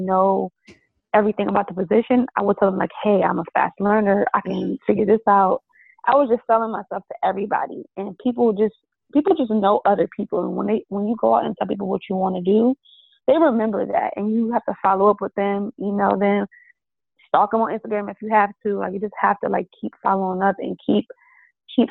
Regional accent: Bridgeport, Connecticut, United States; now in Atlanta, United States; I'm from Bridgeport, which is 45 minutes from New York

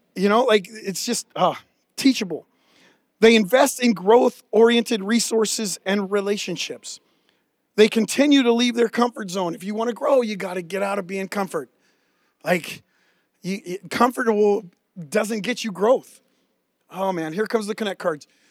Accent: near San Francisco, California, United States; growing up near San Francisco

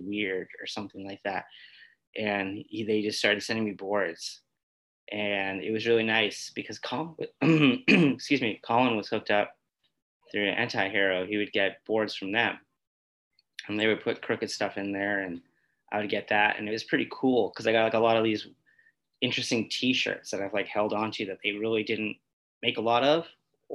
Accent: New Hampshire, United States; I'm from New Hampshire and I grew up in a very rural town and like dirt roads and farms and all that stuff.

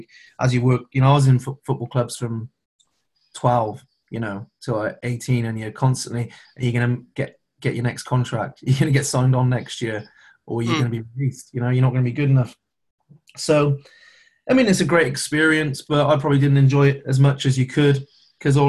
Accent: Herefordshire, West Midlands, United Kingdom; I was born in Herefordshire.

